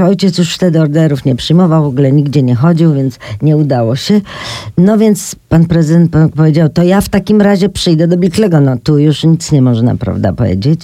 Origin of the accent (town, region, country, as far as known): Poland